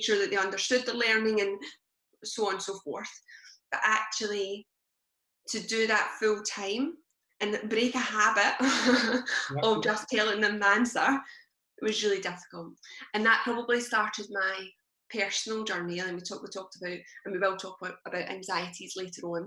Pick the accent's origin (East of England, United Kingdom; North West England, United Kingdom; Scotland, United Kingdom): Scotland, United Kingdom; Blantyre; I came from Blantyre and spent pretty much my whole childhood living and hanging about Blantyre.